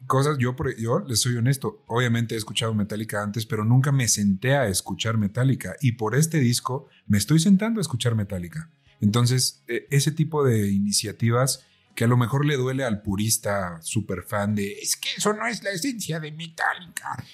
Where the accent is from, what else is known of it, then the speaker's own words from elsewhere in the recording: Mexico; nosotros somos de México